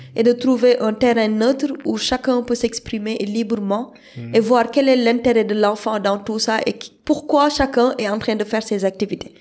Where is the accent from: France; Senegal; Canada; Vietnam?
Senegal; je suis sénégalaise